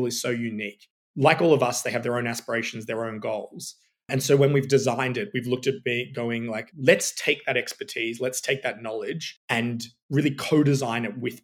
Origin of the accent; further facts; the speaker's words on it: Sydney, New South Wales, Australia; moved away; I'm originally from Sydney